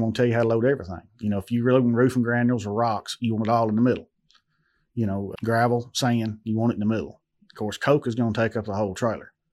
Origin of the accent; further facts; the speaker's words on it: Adamsville, Tennessee, United States; I'm from Adamsville, Tennessee